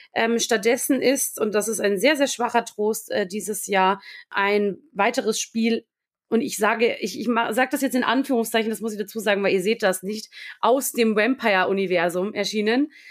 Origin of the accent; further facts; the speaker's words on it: Lower Bavaria, Germany; ich komme ursprünglich aus Niederbayern, wirklich dort aus der Stadt, aus der ich komme